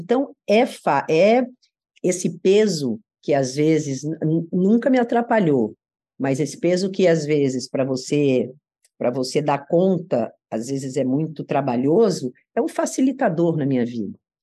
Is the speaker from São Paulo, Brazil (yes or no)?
yes; São Paulo, Brazil; moved away as an adult; also born or lived in Salvador; eu morava em Moema, nasci em Moema, de uma família de classe média, estudava numa escola de freira, no colégio Nossa Senhora Aparecida, e era uma garota paulista feliz